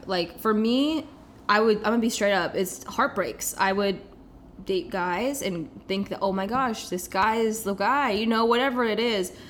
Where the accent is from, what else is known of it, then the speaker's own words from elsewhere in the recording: Kansas City, Missouri, United States; moved away as an adult; now in Los Angeles, United States; I am from Kansas City, born and raised